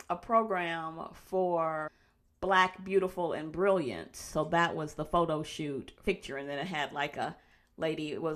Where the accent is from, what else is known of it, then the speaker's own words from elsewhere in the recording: Detroit, Michigan, United States; moved away as an adult; also born or lived in New York; I'm from Detroit, I was in New York